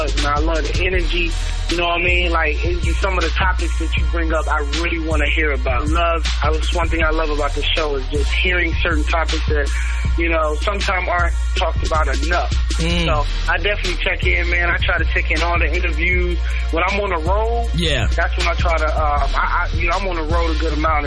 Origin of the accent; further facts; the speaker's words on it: Memphis, Tennessee, United States; now in Tulsa, United States; I was born in Memphis, Tennessee.